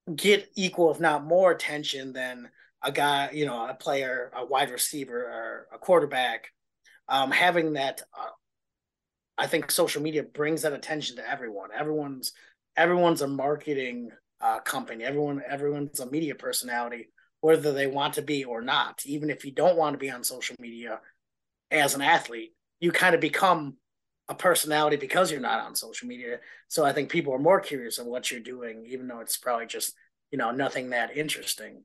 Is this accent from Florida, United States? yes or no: no; Wisconsin, United States; moved away as an adult; also born or lived in Ohio / Minnesota